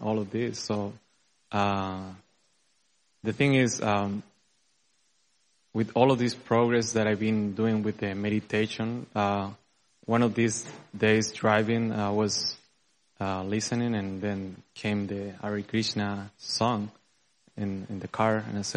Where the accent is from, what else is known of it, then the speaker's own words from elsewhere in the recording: Chile; moved away as an adult; now in Dallas, United States; I'm from Chile. And I've been living here 4 years.